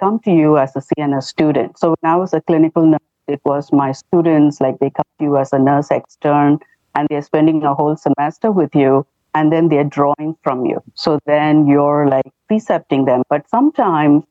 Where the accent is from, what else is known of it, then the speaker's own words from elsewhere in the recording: India; moved away as an adult; now in United States; I come from India